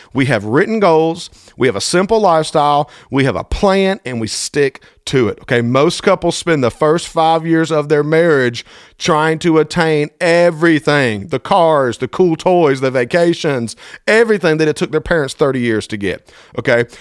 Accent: Thomaston, Georgia, United States; my hometown, T-Town, Thomaston, Georgia

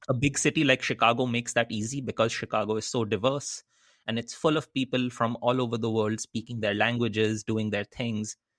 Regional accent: Kolkata, West Bengal, India; moved away as an adult; also born or lived in Netherlands / United States; I grew up in Calcutta in eastern India.

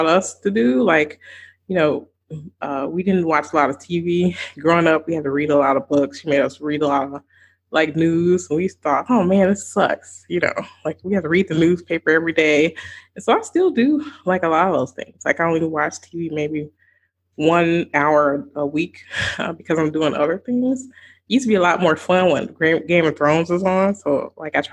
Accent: the South, United States; I grew up in the South

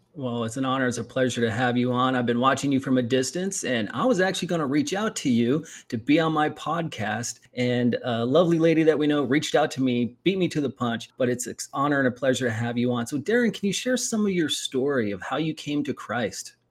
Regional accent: Eugene, Oregon, United States; moved away; I grew up in the Pacific Northwest

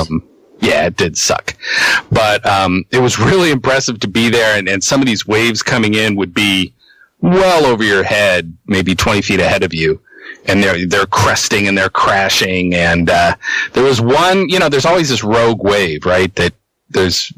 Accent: Exeter, New Hampshire, United States; in my hometown, they removed the dam

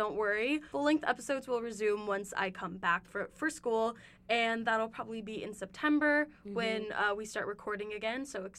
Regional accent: California, United States; moved away as an adult; I am originally from California, and I am going back home to California

